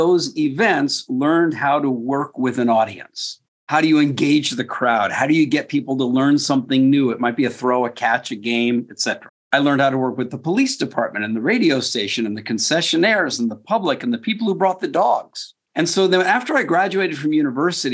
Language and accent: English; Westport, Connecticut, United States; I grew up in Westport, Connecticut